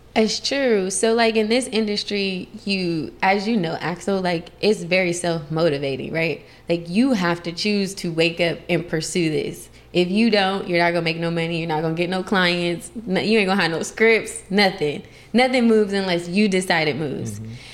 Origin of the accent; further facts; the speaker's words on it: Columbus, Ohio, United States; moved away as an adult; also born or lived in Las Vegas, Nevada; now in California, United States; I'm originally from Columbus, Ohio